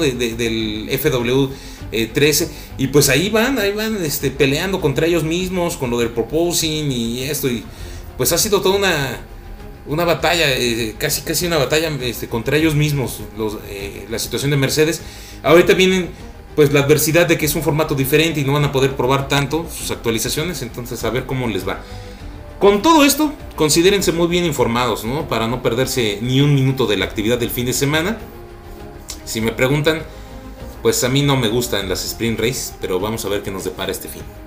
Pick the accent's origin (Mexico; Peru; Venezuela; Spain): Mexico; estamos súper orgullosos de, de ser mexicanos